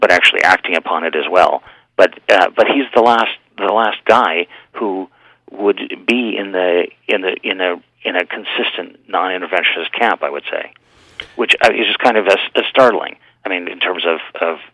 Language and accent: English; United States; as an American